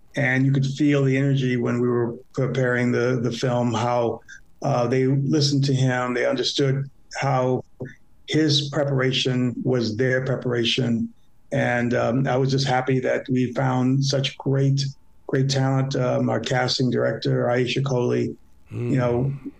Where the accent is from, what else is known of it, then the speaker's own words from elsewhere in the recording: Chicago, Illinois, United States; I grew up in the South Side of Chicago